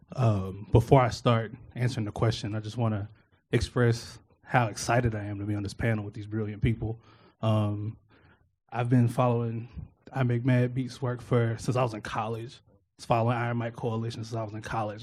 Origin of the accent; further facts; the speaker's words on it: Memphis, Tennessee, United States; I grew up in North Memphis